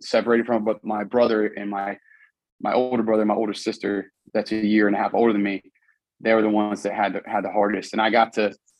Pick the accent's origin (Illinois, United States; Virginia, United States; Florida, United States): Virginia, United States; Charlottesville; I grew up in Charlottesville, Virginia